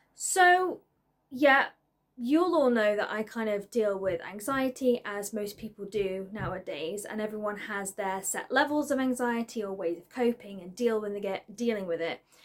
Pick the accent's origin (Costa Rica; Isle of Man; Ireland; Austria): Isle of Man; moved away; I am originally from the Isle of Man, and I kind of still class that as home because the majority of my family live there.